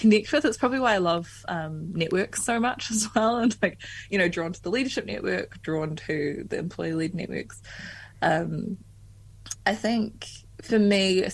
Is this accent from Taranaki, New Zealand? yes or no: yes; Taranaki, New Zealand; also born or lived in Wellington; Taranaki, yeah, I grew up there.